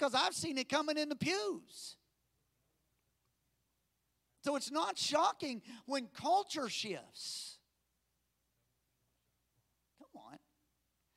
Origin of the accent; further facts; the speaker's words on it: United States; as American Christians